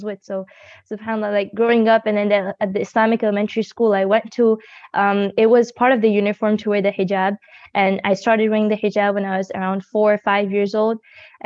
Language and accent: English; Buffalo, New York, United States; also born or lived in Dallas, Texas; initially, I was born in Dallas, Texas, and then we moved to New York because of the good environment there in Buffalo.